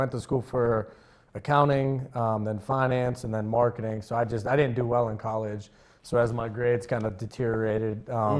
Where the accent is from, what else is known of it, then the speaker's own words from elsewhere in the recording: Finleyville, Pennsylvania, United States; I grew up in Findlayville, Pennsylvania. So I went to Ringgold High School, and youngest of three.